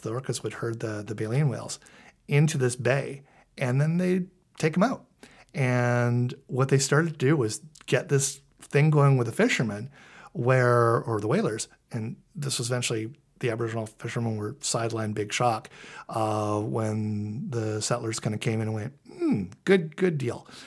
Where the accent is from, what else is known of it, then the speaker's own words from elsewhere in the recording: Vancouver, British Columbia, Canada; I grew up in Vancouver. I'm a Scanna kid